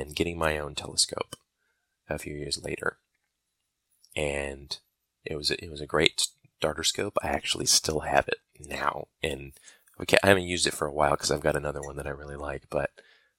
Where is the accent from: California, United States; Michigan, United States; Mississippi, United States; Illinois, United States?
Michigan, United States; moved away as an adult; also born or lived in Alabama; I was born and raised in Michigan, and I actually went to college in Alabama